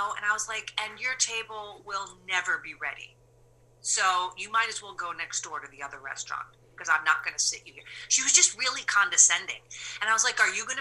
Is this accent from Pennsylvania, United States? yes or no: no; New York, United States; moved away; I'm a gritty New Yorker